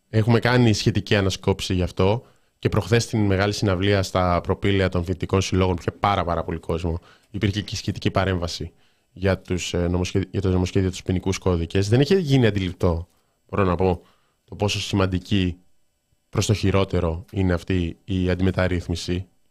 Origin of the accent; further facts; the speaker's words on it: Thessaloniki, Central Macedonia, Greece; την πόλη μου, τη Θεσσαλονίκη μου